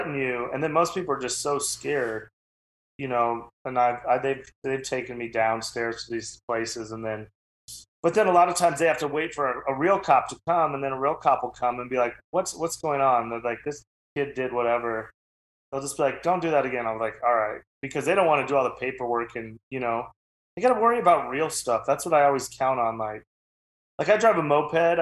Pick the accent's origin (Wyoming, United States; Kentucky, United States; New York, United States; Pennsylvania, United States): Wyoming, United States; I'm from Wyoming.